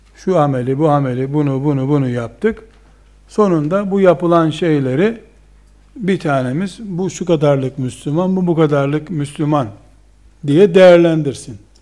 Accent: Trabzon, Turkey

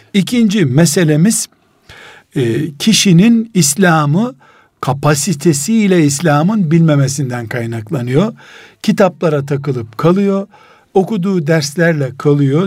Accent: Istanbul, Turkey; İstanbul'dan dedim

